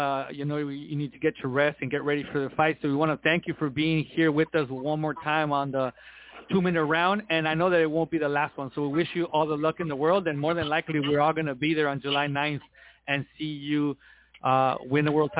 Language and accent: English; Tijuana, Baja California, Mexico; I'm from Tijuana